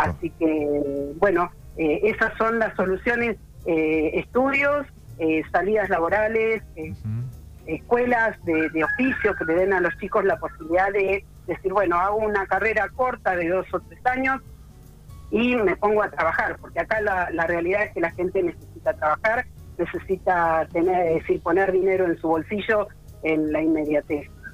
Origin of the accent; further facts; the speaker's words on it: Puan, Buenos Aires Province, Argentina; also born or lived in Bahía Blanca; no soy nacida acá en Puan, soy oriunda de Bahía Blanca, pero hace 40 y casi 47 años que estoy viviendo en Puan, soy adoptada de Puan.